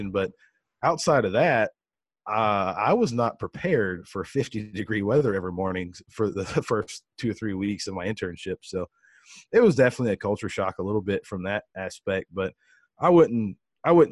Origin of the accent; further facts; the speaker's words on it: between Houston and Victoria, the Texas coast, United States; I grew up in the Texas coast, between Houston and Victoria